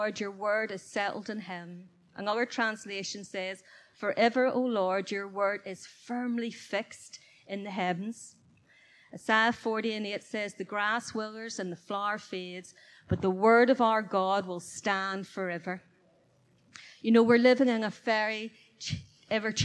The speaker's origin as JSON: {"language": "English", "town": "Belfast", "region": "Northern Ireland", "country": "United Kingdom", "tie": "born or raised there", "said": "back in my hometown where I did live, in Belfast"}